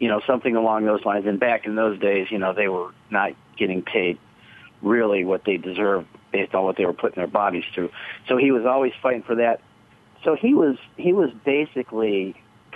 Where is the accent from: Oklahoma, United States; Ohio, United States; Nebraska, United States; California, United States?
Ohio, United States; Canton; we grew up in the Hall of Fame city